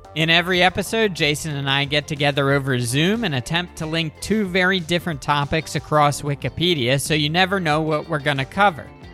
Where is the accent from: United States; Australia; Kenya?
United States; Delaware; DuPont was huge where I grew up in Delaware